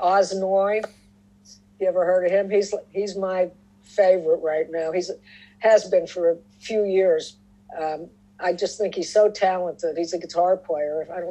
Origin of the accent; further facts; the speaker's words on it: Pittsburgh, Pennsylvania, United States; also born or lived in New York City; we came back to Pittsburgh from New York